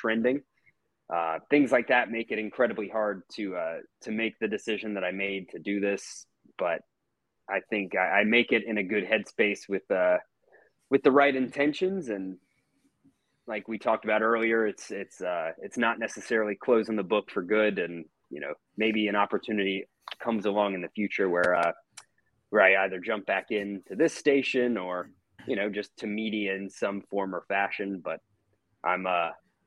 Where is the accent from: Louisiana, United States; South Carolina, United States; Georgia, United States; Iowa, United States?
Georgia, United States; Atlanta; also born or lived in Oxford, Mississippi / Jackson, Mississippi; growing up here. You know, I moved here when I was 3 years old